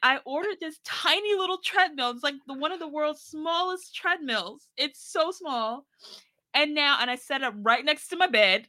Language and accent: English; Maryland, United States; born there; now in Virginia, United States; I was born in Maryland. Now I moved to Virginia. I was like 25 miles away from where I was born.